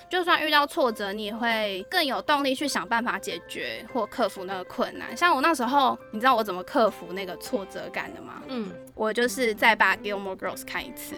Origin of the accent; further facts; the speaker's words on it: Taiwan; 那时候那个班级亚洲人的话，只有我一个台湾人跟韩国人